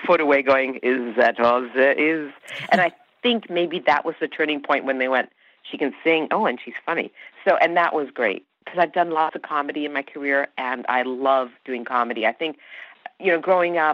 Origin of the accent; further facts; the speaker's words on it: Canada; first language Hungarian; I grew up, we spoke Hungarian at home. That was our first language, and English. I was brought up in Canada